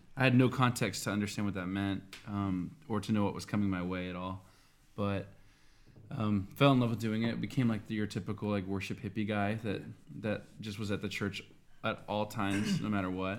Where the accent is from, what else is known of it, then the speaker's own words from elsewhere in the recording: Tulsa, Oklahoma, United States; I'm from Tulsa, Oklahoma as well